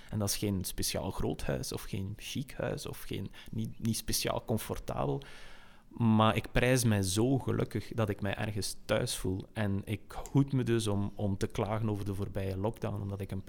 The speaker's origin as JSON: {"language": "Dutch", "region": "West Flanders", "country": "Belgium", "said": "als West-Vlamingen."}